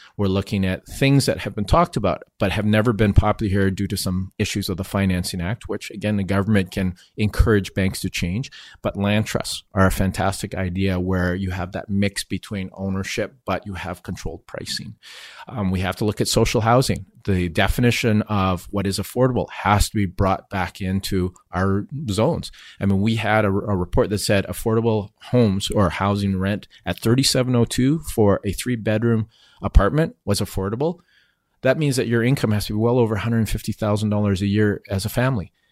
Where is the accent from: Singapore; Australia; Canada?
Canada; Vancouver, British Columbia; I was born and raised here